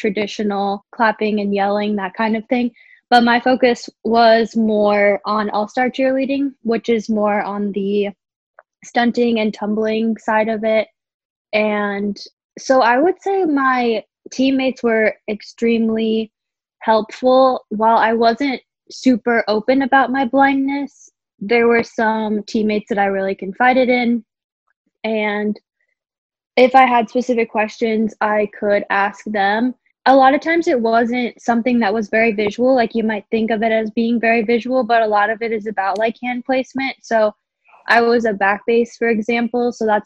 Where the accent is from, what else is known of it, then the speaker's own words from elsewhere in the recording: Des Moines, Iowa, United States; moved away; I'm originally from Des Moines, Iowa